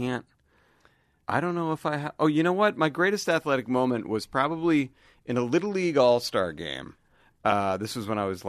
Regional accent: Weston, Massachusetts, United States; I grew up in Weston.

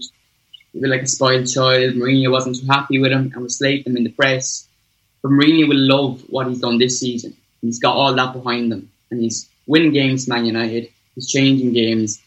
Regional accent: Ireland; I grew up here in Ireland.

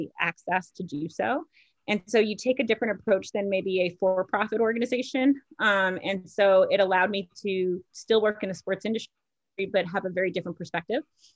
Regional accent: New York area, United States; I grew up in the New York area

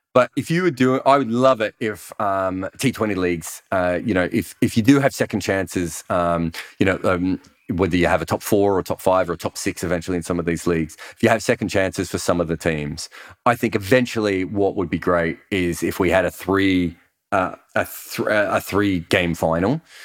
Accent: Australia; as an Australian

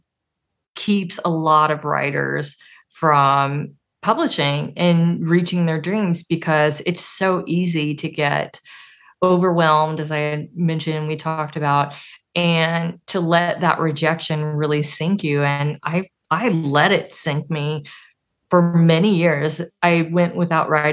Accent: Arkansas, United States; I'm from Arkansas.

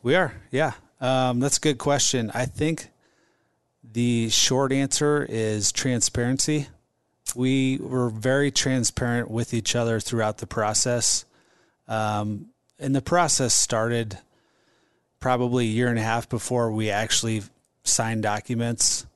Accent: Omaha, Nebraska, United States; stayed in Omaha and got a degree in management and marketing

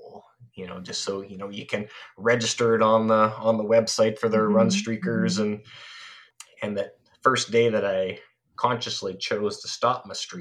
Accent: Canada; I'm Canadian.

